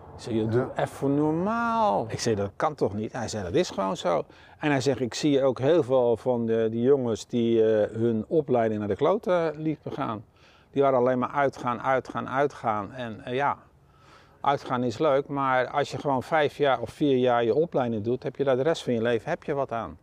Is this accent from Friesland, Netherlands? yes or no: no; Schiedam, South Holland, Netherlands; moved away as an adult; also born or lived in Eindhoven; Ik ben hier wel eh, geboren